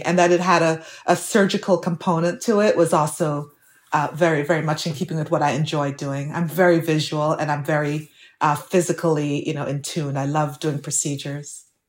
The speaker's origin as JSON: {"language": "English", "country": "Jamaica", "tie": "born or raised there", "moved": "as an adult", "lives_now": "United States", "said": "my growing up in Jamaica"}